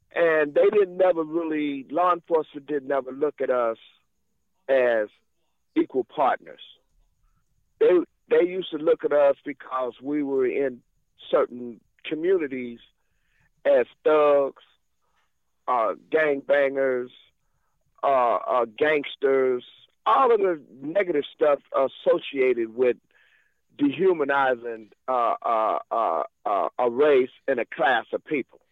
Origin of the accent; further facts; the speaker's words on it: Monterey, California, United States; also born or lived in Watts, Los Angeles; I was born in Monterey, California